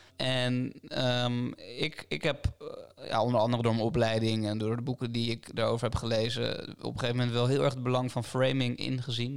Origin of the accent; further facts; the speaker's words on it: Delft, South Holland, Netherlands; in Delft, waar ik ben opgegroeid